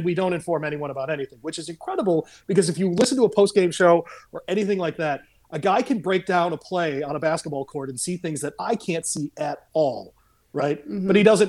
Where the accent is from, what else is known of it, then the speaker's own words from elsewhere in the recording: Grand Rapids, Michigan, United States; now in Louisville, United States; where I grew up in Grand Rapids, Michigan.